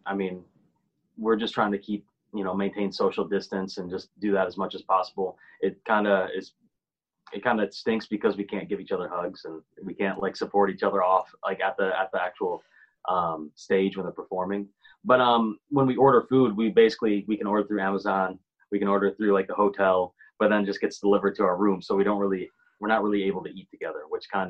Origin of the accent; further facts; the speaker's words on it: Grand Rapids, Michigan, United States; moved away as an adult; also born or lived in Nashville; now in Los Angeles, United States; I grew up in Grand Rapids, Michigan.